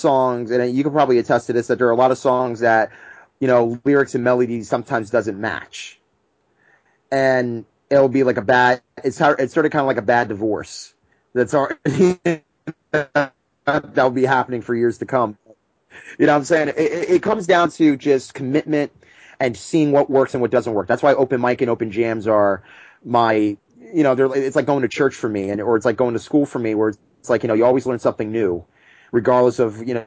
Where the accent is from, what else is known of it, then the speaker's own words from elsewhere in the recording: New Jersey, United States; we're from Jersey